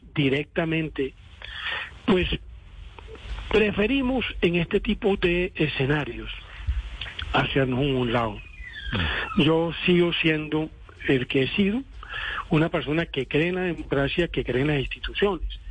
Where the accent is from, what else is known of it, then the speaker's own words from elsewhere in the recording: Colombia; also born or lived in Cesar; yo soy un colombiano que me ha tocado vivir directamente todas las contingencias